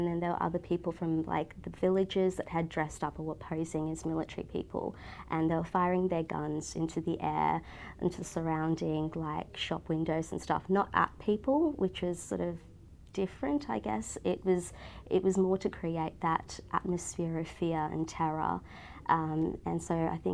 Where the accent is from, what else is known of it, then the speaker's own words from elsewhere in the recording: Australia; also born or lived in Fiji; growing up in Australia, coming from a Hindu household